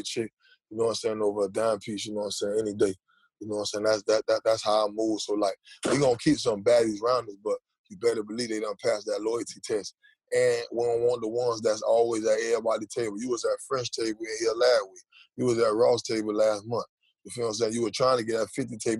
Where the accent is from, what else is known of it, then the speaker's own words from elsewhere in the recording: Jamaica; also born or lived in Miami; I'm Jamaican